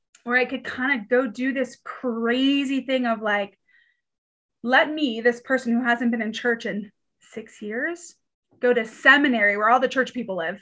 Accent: Pasadena, California, United States; moved away as an adult; also born or lived in Georgia; now in Colorado, United States; I'm from California originally, the lovely city of Pasadena

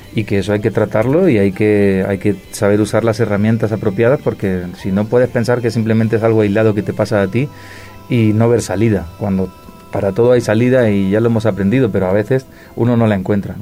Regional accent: Granada, Andalusia, Spain; now in Madrid, Spain; Yo soy de Granada, del sur de España, de Andalucía, pero vivo, en Madrid hace ya muchos años

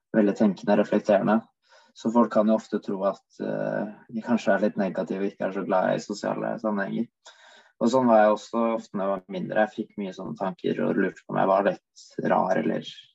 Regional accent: Oslo, Norway; now in Bergen, Norway; jeg bodde hjemme i Oslo, så var jeg så å si på tur hver dag

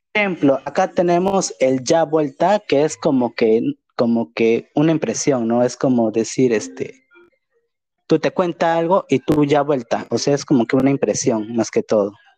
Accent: Peruvian Amazon, Peru; nosotros, por ejemplo, en la selva, o sea, nosotros somos Perú

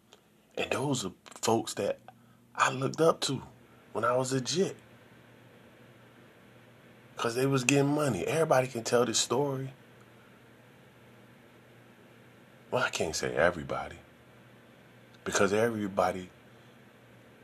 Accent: Sarasota, Florida, United States; I'm from Sarasota.

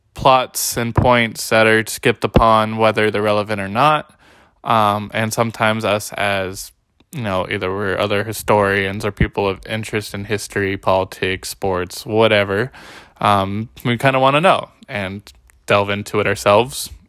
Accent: Bay Area, California, United States; moved away as an adult; also born or lived in Humboldt, California / Riverside, California; now in Salem, United States; I had previously lived from the Bay Area where I was born and raised

